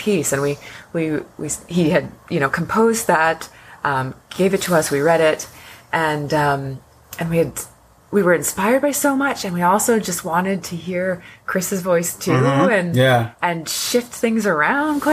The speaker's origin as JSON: {"language": "English", "town": "Newmarket", "region": "Ontario", "country": "Canada", "tie": "born or raised there", "said": "I grew up in Newmarket, north of here"}